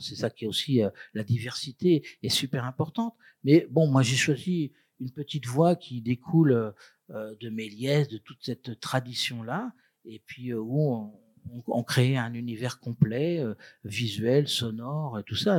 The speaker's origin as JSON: {"language": "French", "region": "Brittany", "country": "France", "said": "je suis breton"}